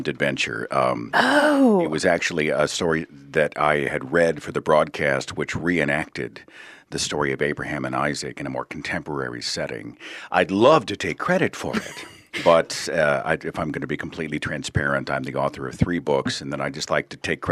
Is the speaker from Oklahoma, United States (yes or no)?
yes; Oklahoma, United States; I'm from Oklahoma